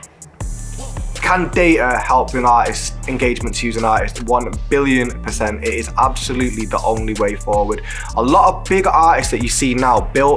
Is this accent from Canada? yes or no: no; Manchester, North West England, United Kingdom; we're from South Manchester